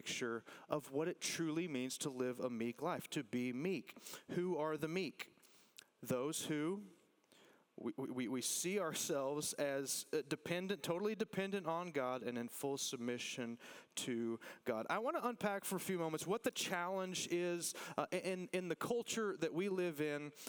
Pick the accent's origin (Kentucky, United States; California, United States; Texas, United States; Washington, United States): Texas, United States; listen, I love being a Texan